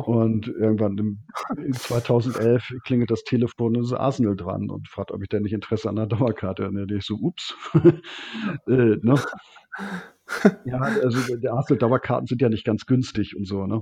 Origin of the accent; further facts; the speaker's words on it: Hamburg, Germany; ich komme aus Hamburg